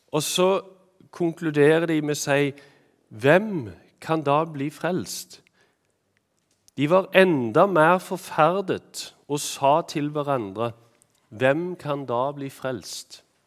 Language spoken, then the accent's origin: Norwegian; Randaberg, Rogaland, Norway; now in Eastern Norway, Norway; jeg er jo fra Randaberg opprinnelig, så det å bo hjemme hos mor og far er kjekt